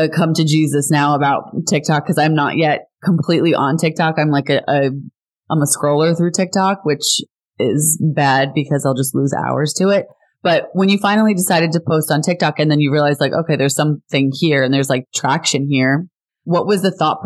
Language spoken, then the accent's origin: English; New Jersey, United States; I grew up in Jersey